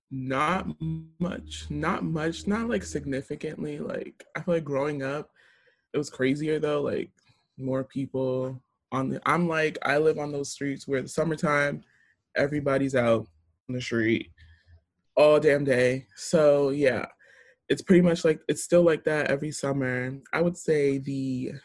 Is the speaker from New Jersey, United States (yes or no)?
yes; Jersey City, New Jersey, United States; born or raised there